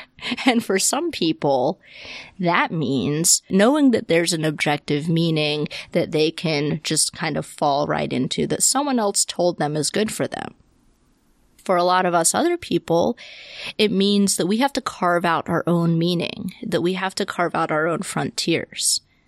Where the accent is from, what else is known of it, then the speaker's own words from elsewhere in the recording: the South, United States; I saw this so much growing up in the South.